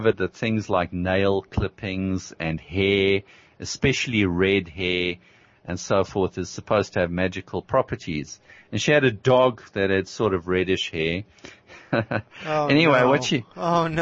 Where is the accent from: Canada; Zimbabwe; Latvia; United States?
Zimbabwe; I grew up in Rhodesia